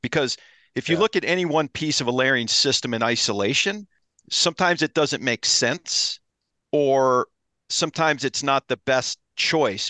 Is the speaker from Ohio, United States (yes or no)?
yes; Ohio, United States; I grew up in Ohio, so I love to whitetail hunt